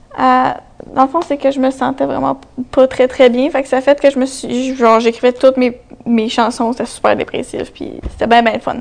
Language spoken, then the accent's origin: French; Gatineau, Quebec, Canada; j'ai une artiste aussi, quinze ans. Euh, je viens de Gatineau